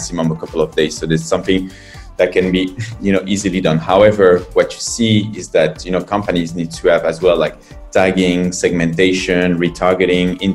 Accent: France; moved away as an adult; now in China; I'm from France.

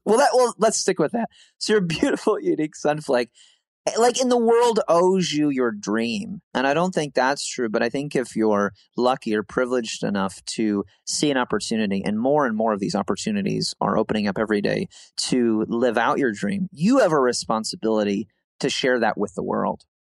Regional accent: Midwest, United States; we're from the Midwest

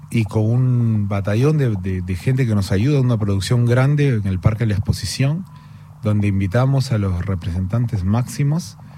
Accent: Peru; Pero al crecer en el Perú, eh, solidifiqué estas ganas de peñiscar eh, un poco de, lo ancestral, de la música, del cajón, de lo negro, de lo andino

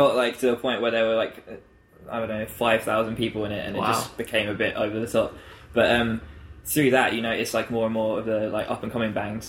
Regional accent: Canterbury, South East England, United Kingdom; also born or lived in Herne Bay; I was born in Canterbury, which is where we're based now.

